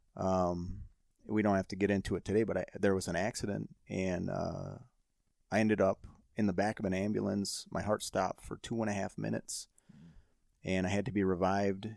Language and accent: English; Saint Paul, Minnesota, United States; growing up in Saint Paul